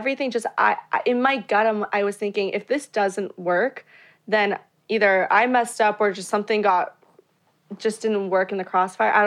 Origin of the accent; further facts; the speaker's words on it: Florida, United States; now in Los Angeles, United States; I was born in Florida, live